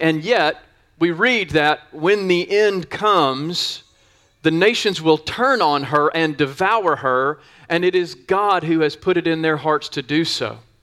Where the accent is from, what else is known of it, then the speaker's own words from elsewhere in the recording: the South, United States; I grew up in the South.